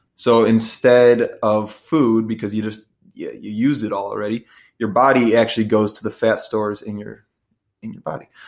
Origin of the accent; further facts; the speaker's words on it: Midwest, United States; I'm from the Midwest